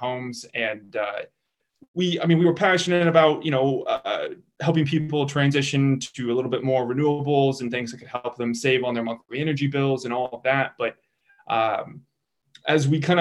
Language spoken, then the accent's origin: English; Kansas City, Missouri, United States; I grew up in Kansas City, Missouri